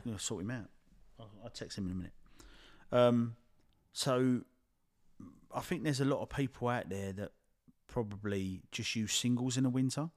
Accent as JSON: {"language": "English", "town": "Addington", "country": "United Kingdom", "said": "I'm from, I'm from Addington"}